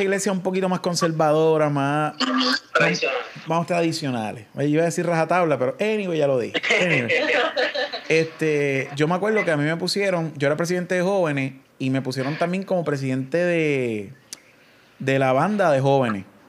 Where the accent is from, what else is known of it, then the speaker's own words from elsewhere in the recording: Coamo, Puerto Rico; also born or lived in Ponce; Yo soy de Cuamo